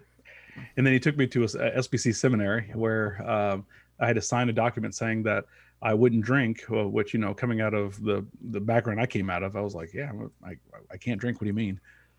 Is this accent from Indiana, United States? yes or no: no; Kansas City, Missouri, United States; So I'm a Kansas City boy, born and raised. I was born on the Missouri side, lived on the Kansas side.